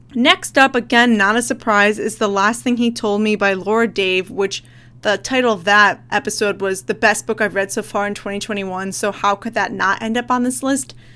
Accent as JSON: {"language": "English", "country": "United States", "said": "I'm American"}